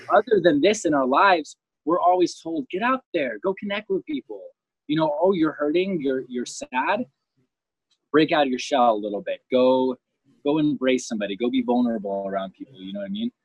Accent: Homestead, Florida, United States; I grew up in Homestead

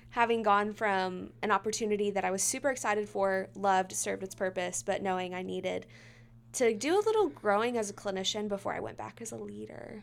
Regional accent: Midlothian, Texas, United States; born or raised there

